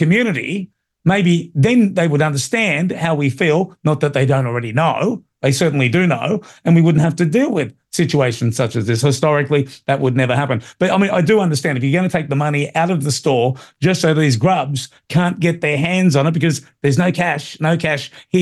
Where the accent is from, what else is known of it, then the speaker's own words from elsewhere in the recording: Sydney, New South Wales, Australia; I grew up in Marrickville